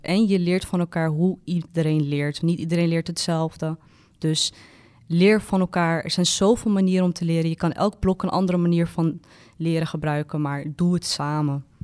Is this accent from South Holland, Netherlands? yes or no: no; Amsterdam, North Holland, Netherlands; ik kom uit Amsterdam. Dus ik ken de stad goed